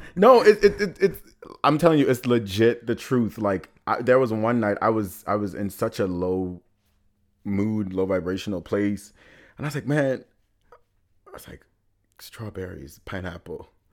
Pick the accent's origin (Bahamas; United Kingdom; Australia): Bahamas; Nassau; moved away as an adult; now in New York, United States; I was born and raised in the Bahamas